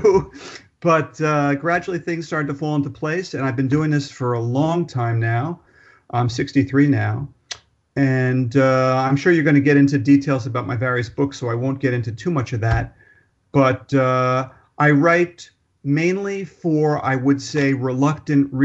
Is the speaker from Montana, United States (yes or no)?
no; Newark, New Jersey, United States; moved away as an adult; now in New York City, United States; I was born on October 19th, 1955 in New York City. Very quickly, my family moved to New Jersey, Newark, New Jersey, beautiful Newark, New Jersey, where I grew up.